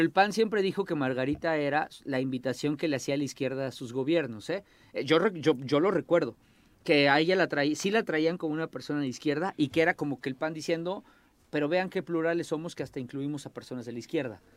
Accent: Morelos, Mexico; en Morelos, en mi pueblo, somos chismosos

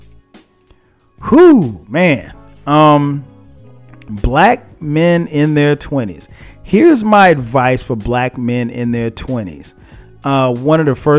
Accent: the South, United States; I grew up in the South

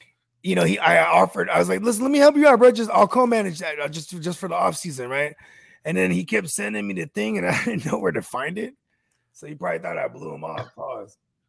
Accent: Bay Area, California, United States; Yeah, I'm from the Bay. Bay Area, stand up.

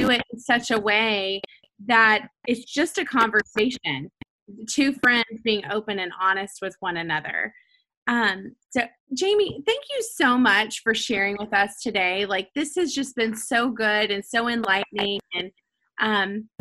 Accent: Nashville, Tennessee, United States; growing up in Nashville, like at Lipscomb

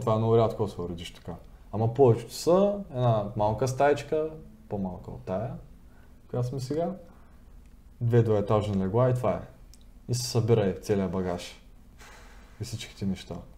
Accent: Bulgaria; moved away as an adult; now in United States; съм от България

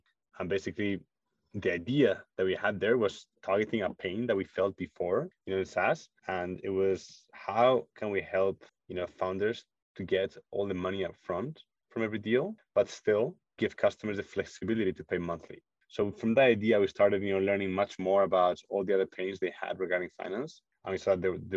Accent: Spain; moved away as an adult; also born or lived in Munich, Germany; I'm originally from Spain

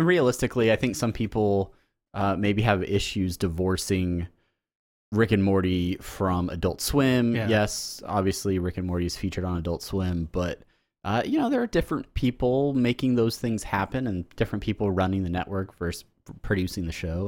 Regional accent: Southern California, United States; as Southern Californian natives

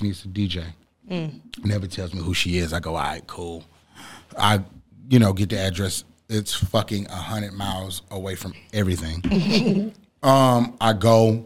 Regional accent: Atlanta, Georgia, United States; So, I'm from Atlanta. Growing up in Atlanta

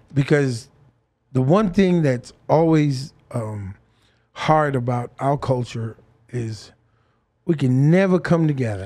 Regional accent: Fiji; I grew up in Fiji and there was one radio station

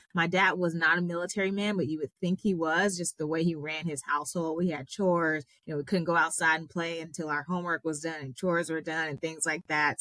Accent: Long Beach, California, United States; I grew up in Long Beach, California

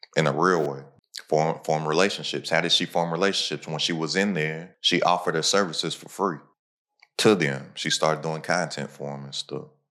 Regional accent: Kentucky, United States; I'm from Kentucky.

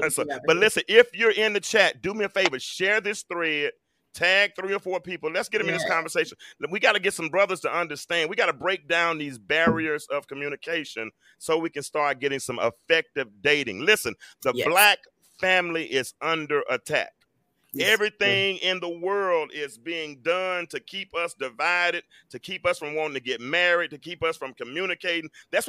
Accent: Little Rock, Arkansas, United States; now in Atlanta, United States; I'm from Little Rock

